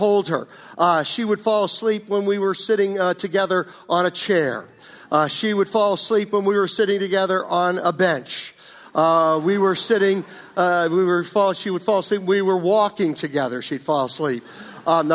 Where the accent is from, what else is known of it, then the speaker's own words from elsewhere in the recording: Virginia, United States; when I grew up in Virginia years ago